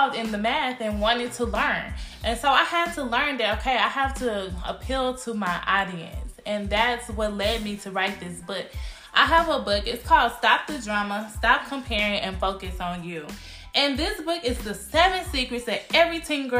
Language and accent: English; Cedar Hill, Texas, United States; I was born and raised in Cedar Hill, Texas